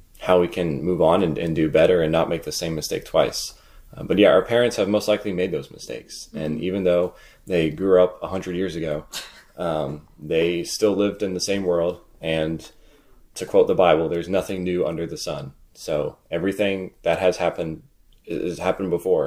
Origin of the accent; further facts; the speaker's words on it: Raleigh, North Carolina, United States; I'm from Raleigh